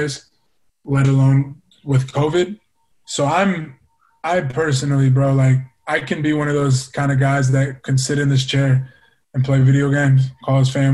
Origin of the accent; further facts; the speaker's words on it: Tacoma, Washington, United States; I didn't grow up in Guam. I grew up in Tacoma, Washington.